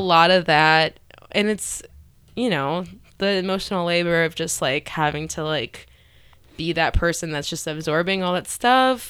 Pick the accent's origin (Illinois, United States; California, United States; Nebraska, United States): Illinois, United States; Cary; I grew up in the northwest suburbs of Chicago